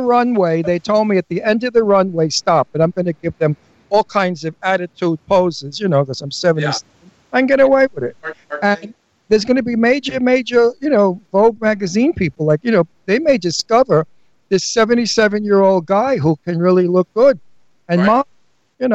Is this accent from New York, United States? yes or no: yes; New York City, New York, United States; I'm from Brooklyn, and I'm tough.